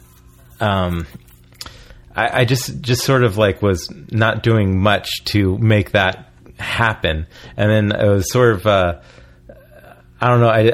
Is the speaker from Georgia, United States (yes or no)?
no; Oregon, United States; moved away as an adult; also born or lived in San Francisco; now in Los Angeles, United States; I grew up in Oregon